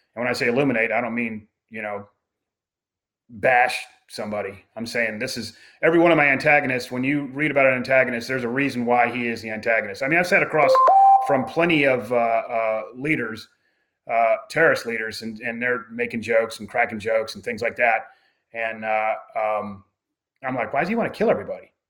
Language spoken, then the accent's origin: English; United States; I'm writing as an American